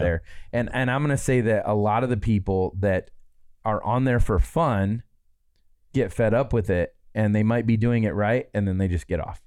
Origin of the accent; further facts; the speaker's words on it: Midwest, Michigan, United States; moved away; growing up in the Midwest